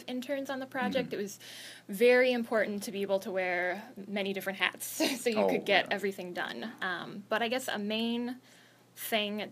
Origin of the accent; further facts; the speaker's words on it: Waukesha, Wisconsin, United States; I'm originally from Waukesha, Wisconsin, and that's actually where I started college.